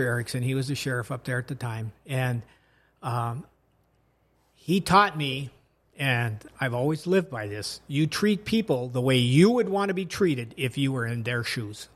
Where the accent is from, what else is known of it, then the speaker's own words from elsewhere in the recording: Washington, United States; moved away as an adult; also born or lived in Marshall County, Minnesota; I grew up out in Washington State